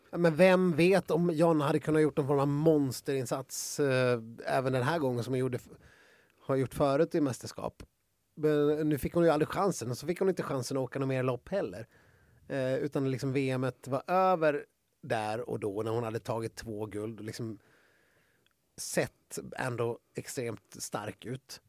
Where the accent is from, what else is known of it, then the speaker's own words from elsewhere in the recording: Sweden; som svensk